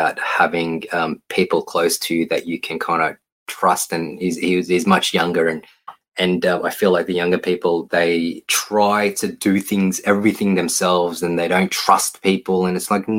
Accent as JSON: {"language": "English", "region": "Queensland", "country": "Australia", "tie": "born or raised there", "moved": "yes", "lives_now": "Victoria, Australia", "said": "we grew up in Queensland"}